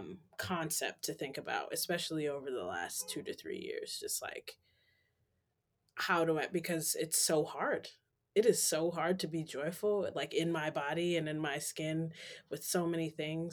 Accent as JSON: {"language": "English", "town": "New York City", "region": "New York", "country": "United States", "tie": "born or raised there", "also_born_or_lived": "Western Massachusetts", "moved": "as an adult", "lives_now": "Boston, United States", "said": "originally I am from Harlem, New York City, born and raised"}